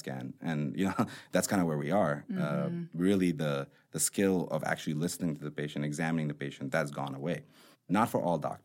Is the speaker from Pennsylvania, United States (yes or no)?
no; Chicago, Illinois, United States; growing up in Chicago as a brown guy